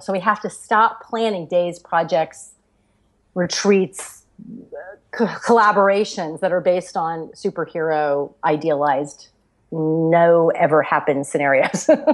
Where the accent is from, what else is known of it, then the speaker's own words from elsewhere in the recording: Florida, United States; I grew up in Florida